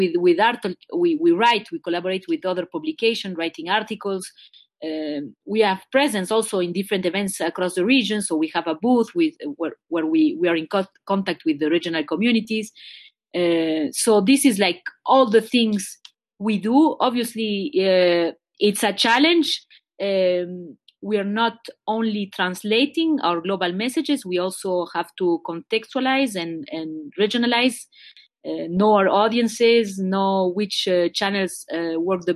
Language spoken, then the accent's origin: English; Montreal, Quebec, Canada; I was born in Montreal, Quebec, which is a French-Canadian province, and my parents are Uruguayan